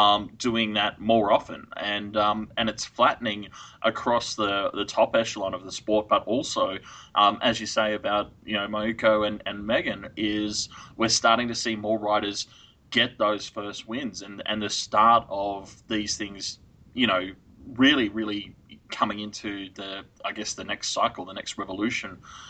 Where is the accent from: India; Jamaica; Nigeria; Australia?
Australia; Yeah, I'm Australian.